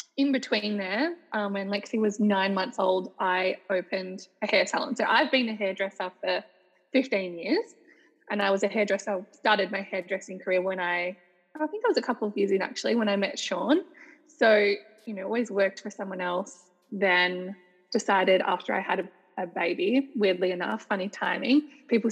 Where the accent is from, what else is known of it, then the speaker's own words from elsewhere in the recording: Mornington Peninsula, Victoria, Australia; also born or lived in Perth, Western Australia; I grew up basically most of my life on a place called the Mornington Peninsula, which is about an hour from Melbourne City